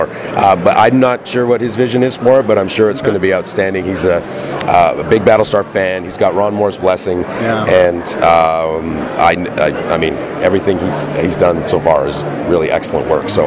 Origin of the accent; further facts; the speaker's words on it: Canada; I'm from Canada.